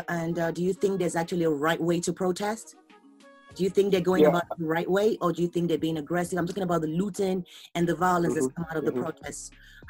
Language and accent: English; Nigeria; accent: Nigerian; So I'm representing Nigeria, green, white, green.